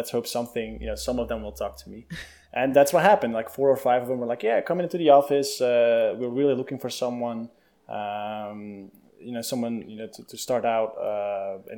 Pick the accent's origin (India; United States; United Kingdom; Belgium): Belgium; moved away; I grew up in Europe, in Belgium, with the country of chocolate and fries and beer